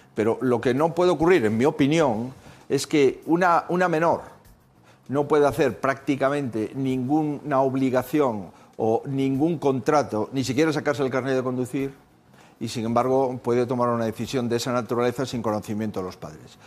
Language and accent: Spanish; Spain; mi país